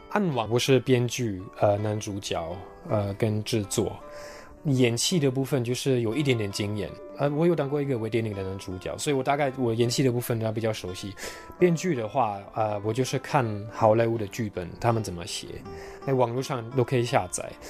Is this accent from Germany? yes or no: yes; Germany; Chinese is a second language; moved away as an adult; now in Taiwan; 我现在有一个很，在我的家乡算很特别的生活，因为生活圈没有任何的人跟，呃，演艺圈有关系的